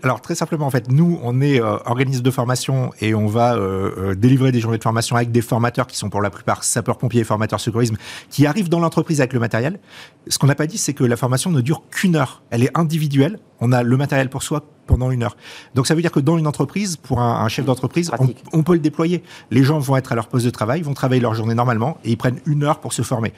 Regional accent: France; chez nous en France

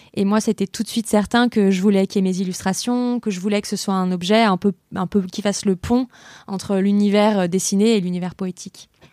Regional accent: Lyon, Auvergne-Rhône-Alpes, France; je suis lyonnaise

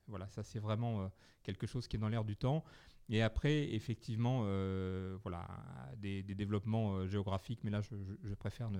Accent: Bergerac, Nouvelle-Aquitaine, France; je suis né à Bergerac

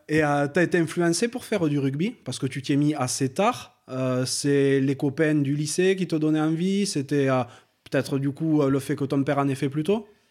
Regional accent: France; on est tous les deux originaires des Pyrénées

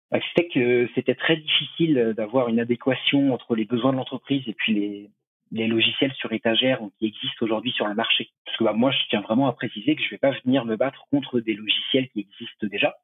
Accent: Choletais, Pays de la Loire, France; also born or lived in Shanghai, China; now in La Rochelle, France; je viens du Choletais à la base pas très loin de Nantes. Aujourd'hui, j'habite à La Rochelle

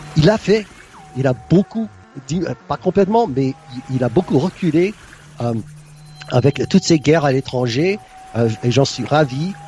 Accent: United States; now in Sarasota, United States; en tant qu'Américain

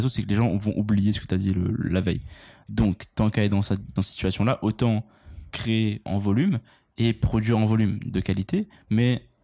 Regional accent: United States; Je suis américain, moi.

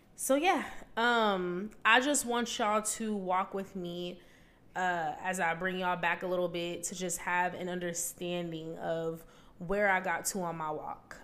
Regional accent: Vancouver, Washington, United States; moved away as an adult; I'm from Vancouver, Washington.

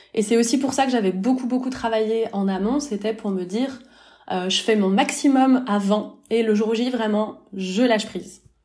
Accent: France; moved away as an adult; now in Lausanne, Switzerland; je suis française, mon mari aussi, mais on a quitté la France pour la Suisse

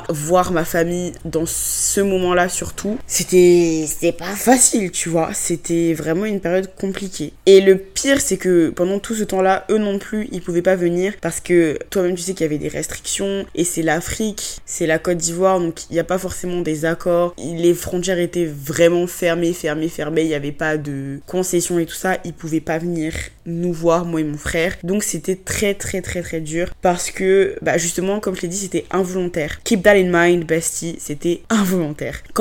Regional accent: France; Même si je me sens plus trop chez moi, là où j'ai grandi, la France, je considère vraiment pas ça comme ma maison.

